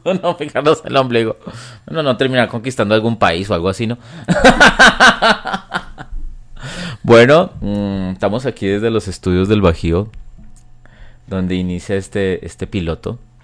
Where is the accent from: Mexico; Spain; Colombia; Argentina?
Colombia; yo soy colombiano